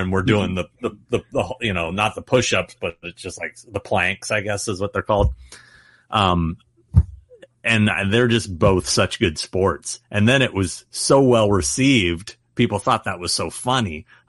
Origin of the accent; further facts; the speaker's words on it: Anchorage, Alaska, United States; born there; I was born in Anchorage, Alaska.